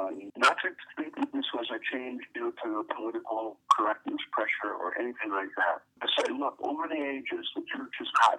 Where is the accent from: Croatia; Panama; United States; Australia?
United States; northern Michigan; also born or lived in Indiana; I grew up in Michigan, in northern Michigan.